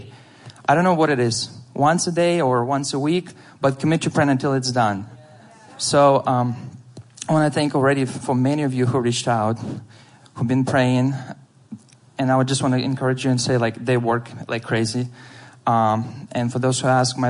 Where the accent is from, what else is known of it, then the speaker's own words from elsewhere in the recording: Ukraine; moved away as an adult; I'm from Ukraine